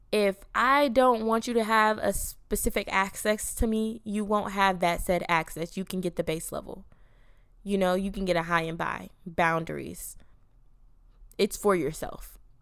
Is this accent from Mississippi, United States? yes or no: no; Atlanta, Georgia, United States; moved away as an adult; I'm from Atlanta. I'm a city girl